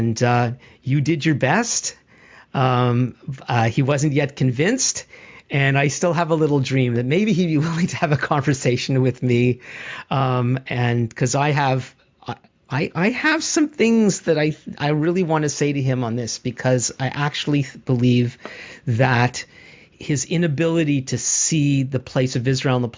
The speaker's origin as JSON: {"language": "English", "country": "Canada", "said": "as a Canadian"}